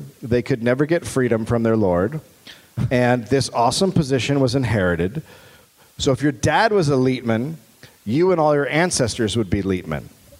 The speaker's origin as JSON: {"language": "English", "country": "United States", "said": "being an American"}